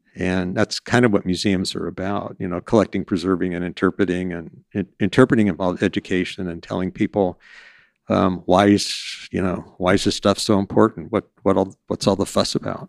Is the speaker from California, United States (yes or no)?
yes; North San Diego County, California, United States; I grew up in North San Diego County, um, kind of a spread out town, real horsey town